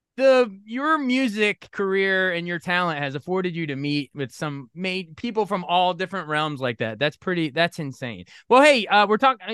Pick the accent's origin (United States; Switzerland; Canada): United States; Maryland; I, am born and raised in Maryland